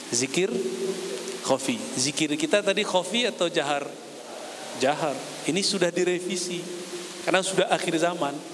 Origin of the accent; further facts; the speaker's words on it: Padang, West Sumatra, Indonesia; saya orang Minang, orang Padang tapi nggak bisa bisa dagang